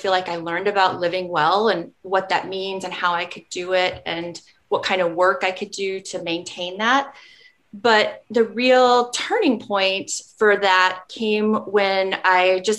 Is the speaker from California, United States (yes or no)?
no; Nebraska, United States; now in Minnesota, United States; Growing up in Nebraska, where it's not a place that you hear about much in terms of like national or even regional in the in the midwest you don't hear a whole lot about it it's not given a lot of attention